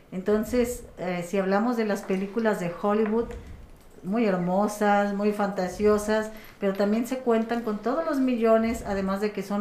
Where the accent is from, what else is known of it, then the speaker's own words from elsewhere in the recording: Mexico; Yo también me dedico a esto, soy gestora de arte y cultura y sé perfectamente lo mal que como sociedad mexicana estamos en este aspecto.